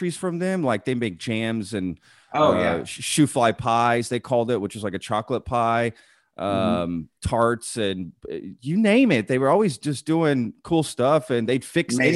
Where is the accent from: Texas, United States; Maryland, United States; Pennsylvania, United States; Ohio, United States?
Texas, United States; Grapevine; I grew up in Texas